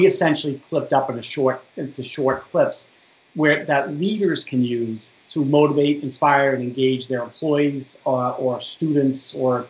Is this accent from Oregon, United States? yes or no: no; Boston, Massachusetts, United States; accent: Boston; moved away as an adult; now in Washington, United States; I moved from Boston. You can't tell by the accent, by the way, to Washington D.C. in 1992